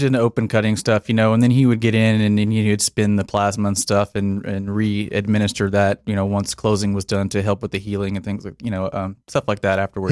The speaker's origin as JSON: {"language": "English", "town": "Paradise", "region": "Texas", "country": "United States", "tie": "born or raised there", "also_born_or_lived": "Denton, Texas", "said": "I was born here in Texas, small town, uh, grew up in Paradise, Texas"}